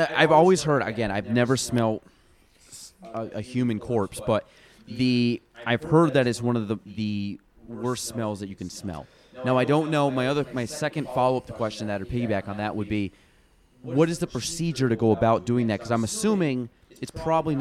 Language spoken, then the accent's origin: English; Chazy, New York, United States; I'm from Chazy, so, like, the chicken farm